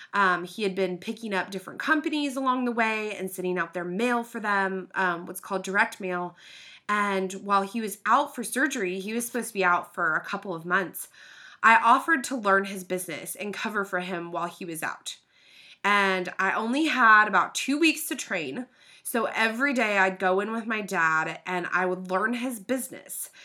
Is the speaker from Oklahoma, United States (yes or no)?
yes; Oklahoma City, Oklahoma, United States; I was born and raised in Oklahoma City